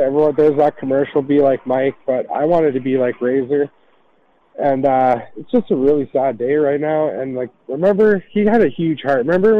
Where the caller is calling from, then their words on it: Canada; I'm just calling from Canada here.